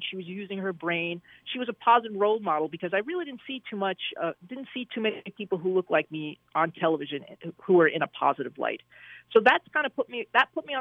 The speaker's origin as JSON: {"language": "English", "town": "Jersey City", "region": "New Jersey", "country": "United States", "tie": "born or raised there", "moved": "yes", "said": "I grew up in Jersey City"}